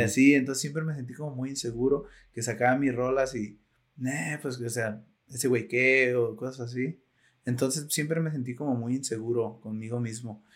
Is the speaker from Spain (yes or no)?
no; Zapotlanejo, Jalisco, Mexico; yo soy de Zapotlanejo